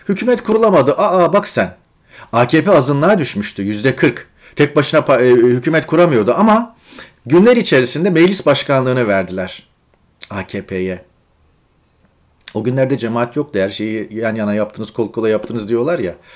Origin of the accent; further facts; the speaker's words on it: Turkey; moved away; memleketimiz yani. Orada doğduk, orada okullara gittik, devlet okullarında, devlet yurtlarında kaldık